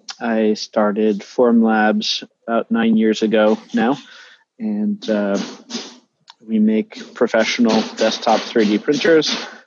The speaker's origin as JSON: {"language": "English", "town": "Westfield", "region": "New Jersey", "country": "United States", "tie": "born or raised there", "also_born_or_lived": "New Providence, New Jersey", "said": "I actually grew up in New Jersey as well."}